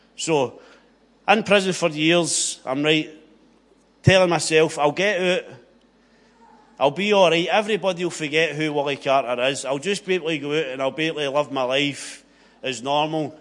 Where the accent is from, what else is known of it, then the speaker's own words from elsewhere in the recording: Greenock, Scotland, United Kingdom; I grew up in Inverclyde, grew up with four brothers